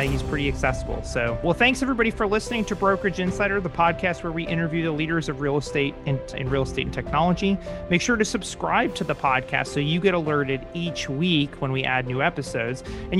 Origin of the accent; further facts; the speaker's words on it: St. Louis, Missouri, United States; moved away; I'm originally from St. Louis